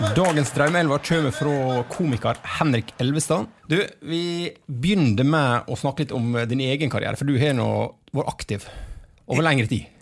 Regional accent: Hurum, Buskerud, Norway; Jeg er fra Hurum.

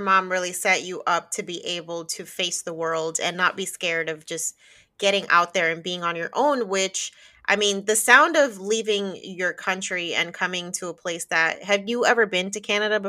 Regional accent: New Jersey, United States; now in Florida, United States; And I definitely went through that too when I moved from Northeast New Jersey to Florida. So I'm like over 1,000 miles away from my family at this point.

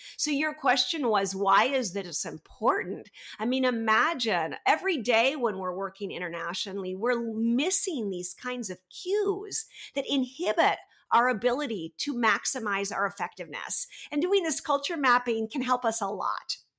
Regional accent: United States; moved away as an adult; now in France; I'm American, but I've lived in France for the last twenty-one years

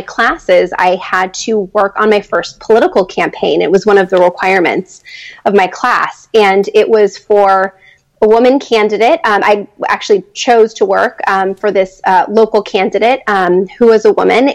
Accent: San Diego, California, United States; moved away as an adult; also born or lived in Los Angeles, United States; now in Washington, D.C., United States; I grew up in California and went to college in Los Angeles.

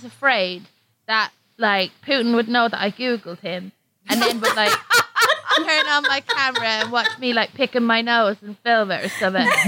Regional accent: Ireland; now in London, United Kingdom; Irish people

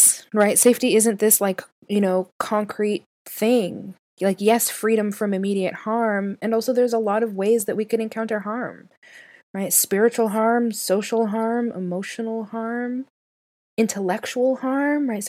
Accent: Canada; now in United States; I'm Canadian. So I know the Canadian education system

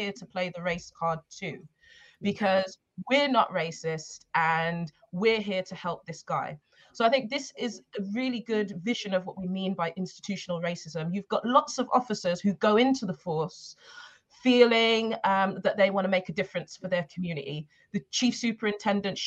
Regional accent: Birmingham, West Midlands, United Kingdom; also born or lived in Tottenham, London; now in London, United Kingdom; I'm actually from Birmingham and I grew up in Handsworth

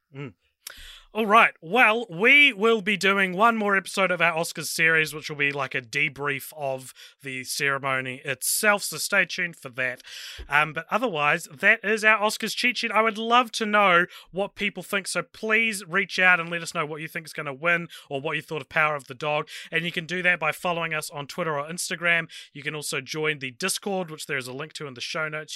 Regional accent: New Zealand; my home country

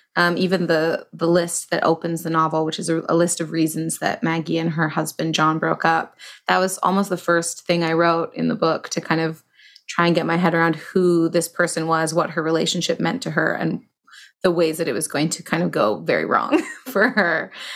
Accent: Toronto, Ontario, Canada; I started in in Toronto, where I'm from.

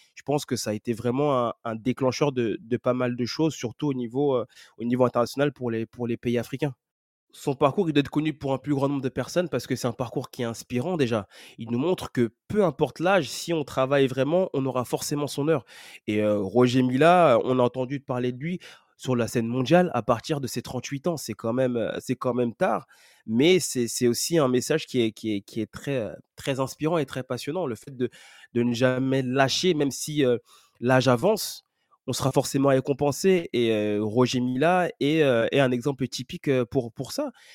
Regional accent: Cameroon; nous connaissons tous en tant que Camerounais

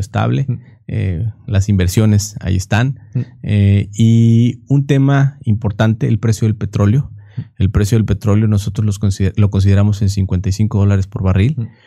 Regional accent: Minatitlán, Veracruz, Mexico; ahí donde yo soy, soy de Minatitlán, Veracruz

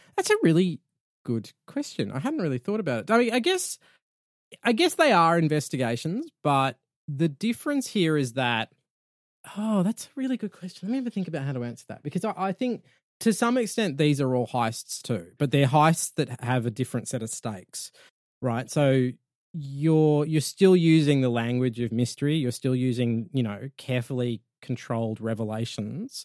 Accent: Australia; I'm from Australia.

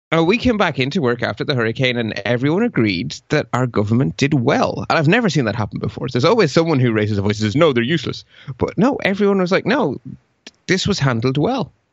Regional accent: Ireland; accent: local accent; English is a second language; also born or lived in Belgium; I carry a Belgian passport because I was born in Belgium and moved to Ireland at age four, and I was put into school without a word of English

